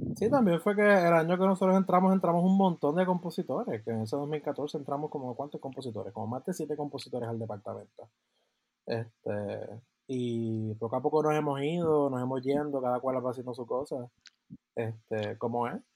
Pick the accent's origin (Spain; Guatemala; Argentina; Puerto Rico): Puerto Rico; soy de Puerto Rico